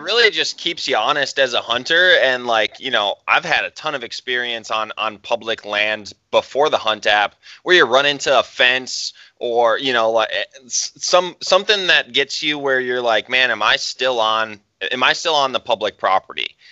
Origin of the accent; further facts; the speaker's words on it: Wisconsin, United States; now in Montana, United States; growing up in Wisconsin